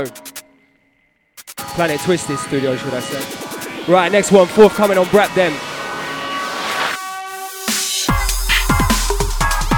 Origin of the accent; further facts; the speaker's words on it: London, United Kingdom; we're from London